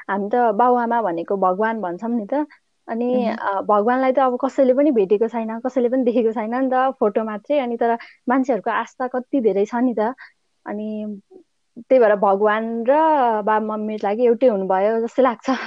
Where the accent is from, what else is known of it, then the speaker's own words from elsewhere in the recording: Ghachok, Gandaki Province, Nepal; म चाहिँ यतै जन्मेँ मेरो जन्म घर चाहिँ यता घाचोक